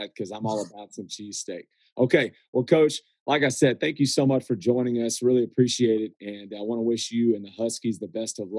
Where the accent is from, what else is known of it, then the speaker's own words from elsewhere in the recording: Texas, United States; Hey, I'm from Texas.